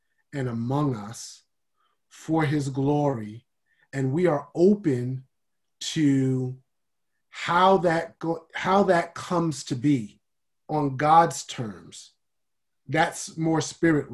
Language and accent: English; United States; I'm African American, but I'm not African